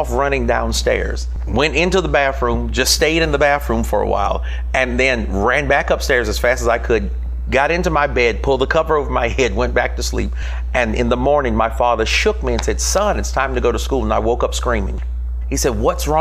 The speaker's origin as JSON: {"language": "English", "region": "North Carolina", "country": "United States", "tie": "born or raised there", "said": "born and raised in North Carolina. So come out of the South"}